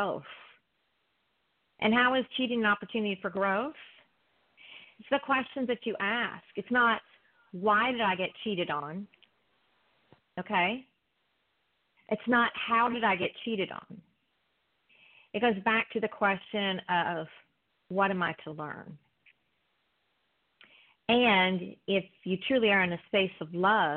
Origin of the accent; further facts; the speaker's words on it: South Carolina, United States; now in Orange County, United States; I'm from South Carolina also